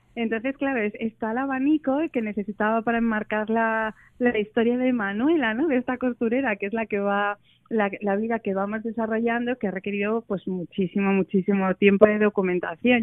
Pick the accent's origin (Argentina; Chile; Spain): Spain; Oviedo, Asturias; moved away as an adult; now in Madrid, Spain; yo soy de Oviedo, nací aquí y viví aquí hasta los 18 años, me fui a estudiar allí